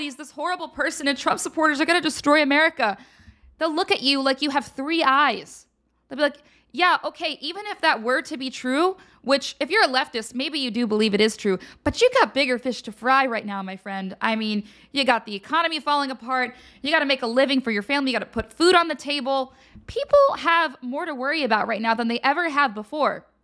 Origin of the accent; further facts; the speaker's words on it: Pennsylvania, United States; I'm from Pennsylvania.